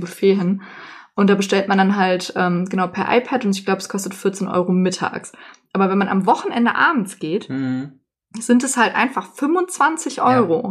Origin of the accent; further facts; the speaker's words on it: Troisdorf, North Rhine-Westphalia, Germany; bei uns in Trostorf gibt es das halt, also in meiner Heimat